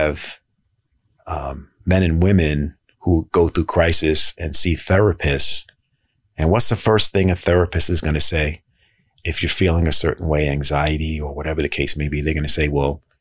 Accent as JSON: {"language": "English", "town": "New York City", "region": "New York", "country": "United States", "tie": "born or raised there", "moved": "as an adult", "lives_now": "Baltimore, United States", "said": "I grew up in Jamaica, Queens"}